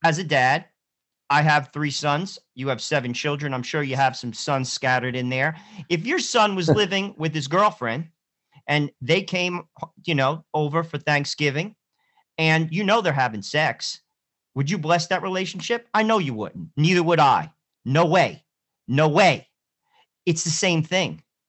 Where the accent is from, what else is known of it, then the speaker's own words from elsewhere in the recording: New Jersey, United States; Phil, we're from New Jersey, and there's a school in New Jersey that's fairly close to where Joe and I live.